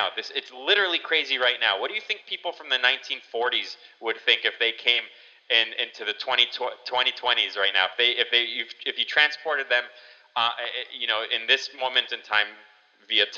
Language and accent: English; United States